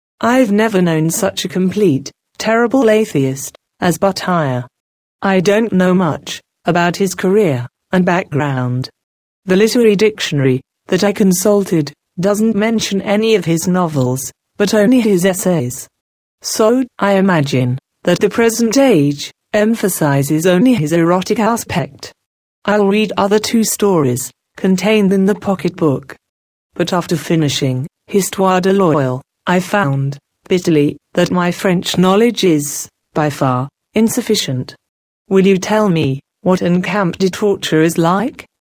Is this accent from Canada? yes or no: no; Japan; English is a second language; But I can't deny Japan completely, because it is my home country. It's almost one's instinct to defend it in one way or the other.